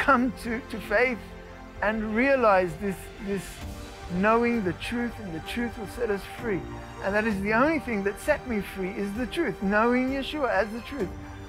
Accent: Australia; also born or lived in Netherlands / South Africa / France; now in Israel; I was born in Holland, grew up in Australia, South Africa, a little bit of France, and then we did Aliyah.

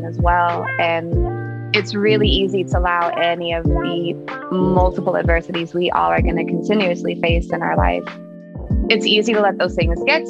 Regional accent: Oakland, California, United States; also born or lived in Berkeley; I'm from Oakland, born and raised. Technically, I was born in Berkeley, Alta Bates. But I was raised in Oakland my whole life.

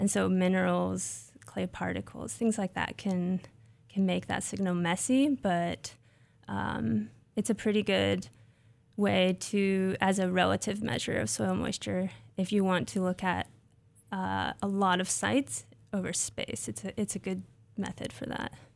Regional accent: Nebraska, United States; moved away as an adult; also born or lived in Ohio; I grew up in Nebraska.

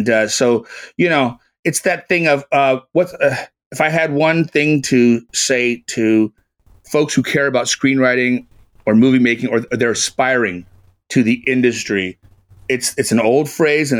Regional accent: Carmel, California, United States; my hometown of Carmel, California

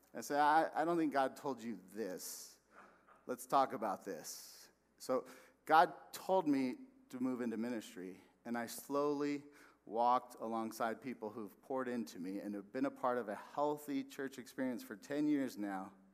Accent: West Valley, Arizona, United States; moved away as an adult; also born or lived in Texas; I'm from the West Valley

